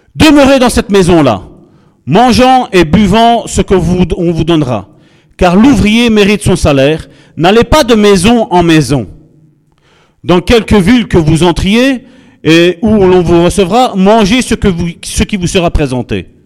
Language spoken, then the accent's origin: French; Charleroi, Wallonia, Belgium; Nous sommes originaires de Charleroi